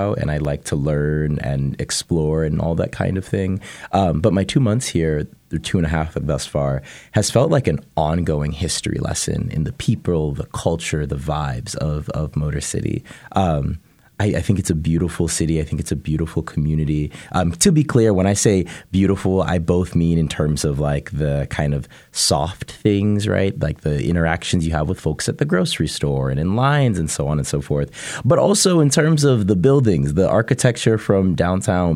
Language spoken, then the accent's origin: English; Portland, Oregon, United States; moved away; also born or lived in Washington, D.C.; I am from Portland, Oregon